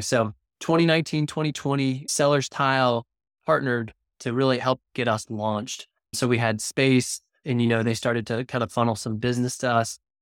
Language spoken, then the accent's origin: English; Cincinnati, Ohio, United States; now in Wilmington; I'm from Cincinnati, Ohio.